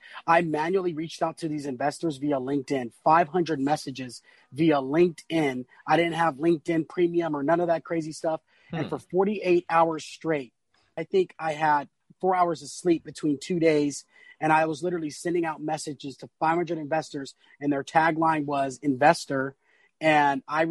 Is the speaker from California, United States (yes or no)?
yes; San Diego, California, United States; born and raised in North Park, San Diego